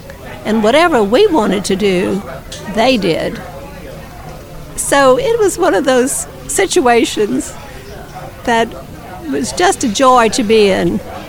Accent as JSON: {"language": "English", "town": "New Orleans", "region": "Louisiana", "country": "United States", "tie": "born or raised there", "moved": "as an adult", "lives_now": "Madisonville, United States", "said": "I'm a native of the big city, New Orleans, but my husband Joe Perry and I bought property on Pine Street, where St. Louis meets Pine, in 1989."}